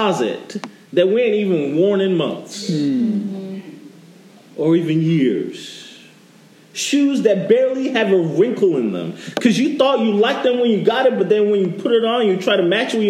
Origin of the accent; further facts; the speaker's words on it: New York, United States; now in Florida, United States; When I moved to Florida, I'm originally from New York